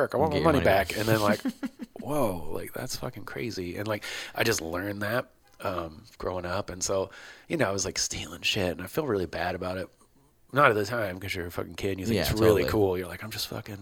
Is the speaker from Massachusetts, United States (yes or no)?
no; Baltimore, Maryland, United States; I grew up in Baltimore